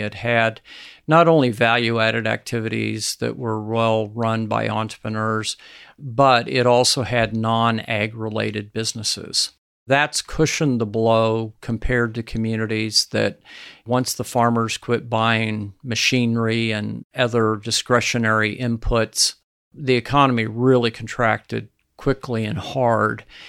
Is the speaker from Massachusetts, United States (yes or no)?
no; Nebraska, United States; my home state of Nebraska